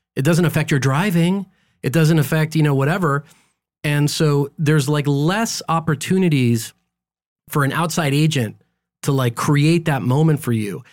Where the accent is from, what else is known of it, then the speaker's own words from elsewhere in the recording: Los Angeles, California, United States; also born or lived in Guadalajara, Mexico; I was born here in L